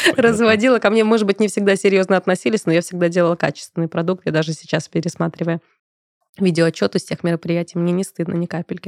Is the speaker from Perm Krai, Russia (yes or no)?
no; Moscow, Russia; я родилась и выросла в Москве